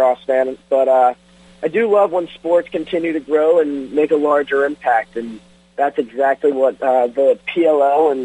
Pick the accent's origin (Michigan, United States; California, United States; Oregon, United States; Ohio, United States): Michigan, United States; Detroit; My hometown Tigers